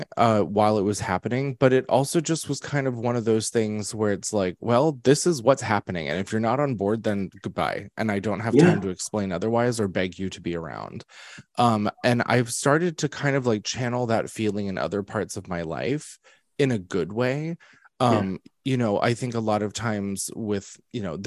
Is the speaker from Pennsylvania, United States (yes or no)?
yes; Pennsylvania, United States; moved away as an adult; now in New York, United States; I was born in Pennsylvania, but I was raised in New York